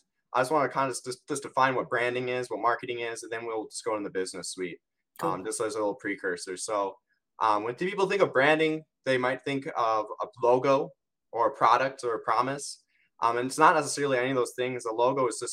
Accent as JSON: {"language": "English", "region": "Wisconsin", "country": "United States", "said": "I'm from Wisconsin"}